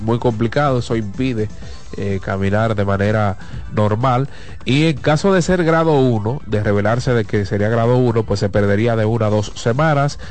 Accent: Dominican Republic; accent: Dominican

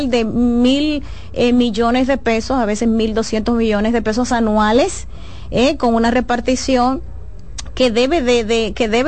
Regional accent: Santo Domingo Este, Distrito Nacional, Dominican Republic; yo nací y me crié en Santo Domingo este Me duele lo que a ti te duele. Yo amo el municipio

